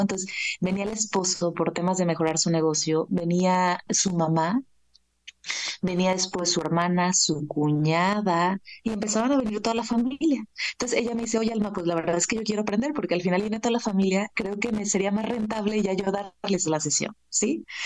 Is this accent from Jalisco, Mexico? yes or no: yes; Guadalajara, Jalisco, Mexico; moved away as an adult; now in Mexico City, Mexico; Vivo en Ciudad de México desde hace 12 años, pero soy originaria de Guadalajara, Jalisco